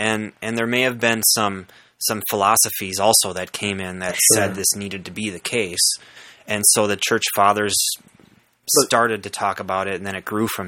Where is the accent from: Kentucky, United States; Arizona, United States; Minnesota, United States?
Minnesota, United States; Saint Paul; growing up in the St. Paul area, there's quite a few Catholics around.